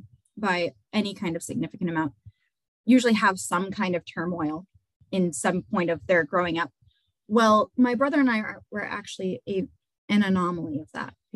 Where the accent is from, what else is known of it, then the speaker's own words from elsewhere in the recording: Dover, New Hampshire, United States; I grew up in here in Dover